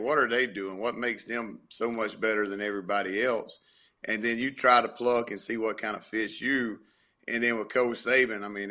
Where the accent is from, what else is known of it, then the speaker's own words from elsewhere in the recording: the South, United States; that's just how we're raised around in the South